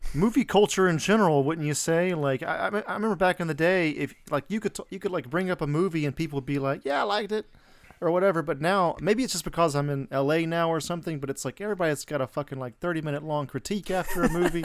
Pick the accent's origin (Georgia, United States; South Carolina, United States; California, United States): Georgia, United States; Atlanta; moved away; I'm from Atlanta originally